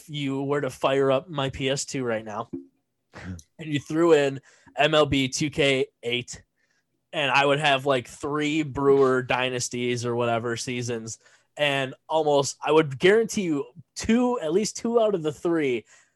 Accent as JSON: {"language": "English", "town": "Madison", "region": "Wisconsin", "country": "United States", "said": "Madison, Wisconsin"}